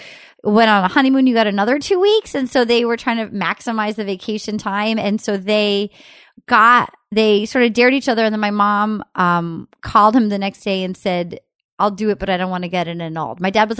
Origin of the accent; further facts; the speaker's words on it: New England, United States; I grew up in New England where they were all like these sort of like bouncy ponytail field hockey playing tennis girls.